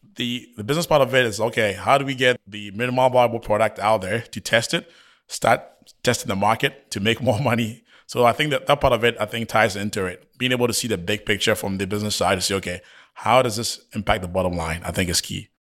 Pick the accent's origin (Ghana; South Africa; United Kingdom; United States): Ghana; moved away; I was born and raised in Ghana